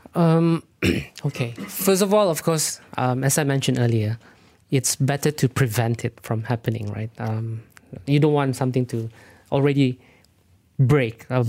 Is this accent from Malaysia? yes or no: yes; Sabah, Malaysia; I'm actually from Sabah